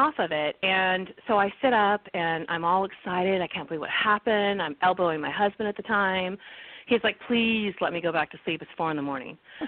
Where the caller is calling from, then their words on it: California, United States; I'm calling from California this morning